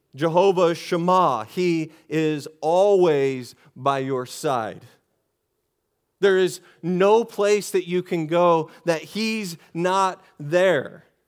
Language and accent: English; Texas, United States; I'm from Texas.